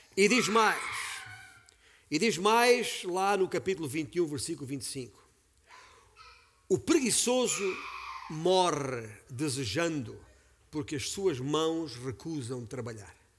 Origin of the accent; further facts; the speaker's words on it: Beja, Alentejo, Portugal; sou alentejano por sangue, nascido e criado na cidade de Beja, capital do Baixo Alentejo